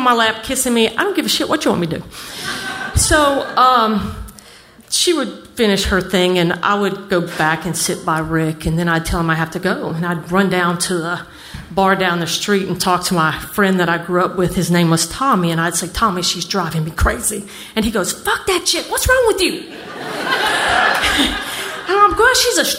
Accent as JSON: {"language": "English", "town": "New Orleans", "region": "Louisiana", "country": "United States", "tie": "born or raised there", "said": "I grew up in New Orleans"}